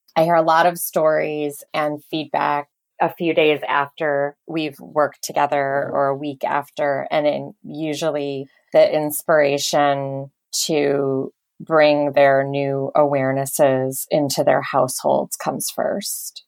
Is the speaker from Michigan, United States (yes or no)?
yes; Detroit, Michigan, United States; I'm from Michigan, actually, from Detroit